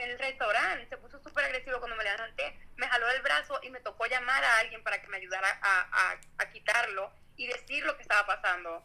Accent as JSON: {"language": "Spanish", "country": "Venezuela", "moved": "yes", "lives_now": "Mexico", "said": "yo soy venezolana"}